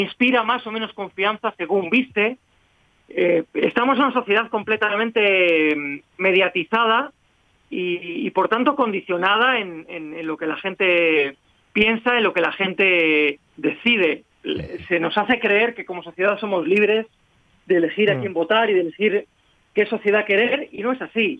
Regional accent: Spain; yo soy eso, español.

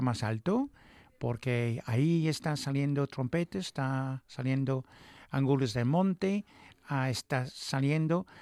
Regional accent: England, United Kingdom; Spanish is a second language; moved away; Yo soy inglés

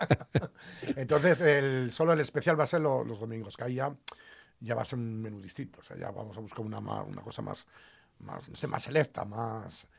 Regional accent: Aragon, Spain; now in Asturias, Spain; Me recuerda mucho a mi tierra, ¿no? A los aragoneses.

